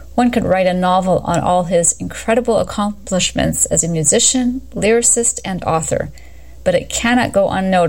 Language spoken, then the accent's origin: English; Canada; And as a Canadian, and on behalf of my fellow countrymen